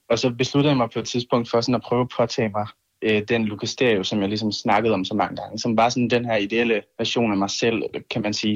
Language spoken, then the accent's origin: Danish; Kolding, Southern Denmark, Denmark; i min kælder i Kolding, hvor jeg kommer fra